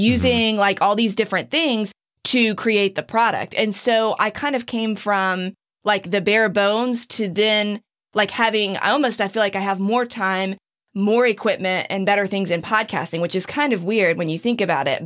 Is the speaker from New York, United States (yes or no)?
no; Kill Devil Hills, North Carolina, United States; moved away; in my hometown, in my area